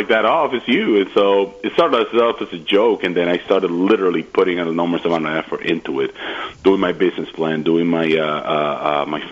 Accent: Dominican Republic; moved away as an adult; also born or lived in Puerto Rico / Rochester, New York; now in Washington, D.C., United States; I grew up in the Dominican Republic

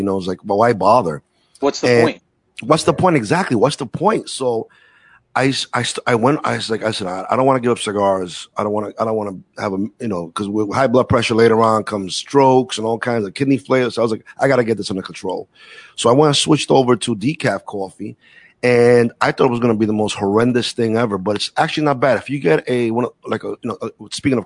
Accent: New York City, New York, United States; moved away as an adult; I'm a city kid, born and raised in Brooklyn

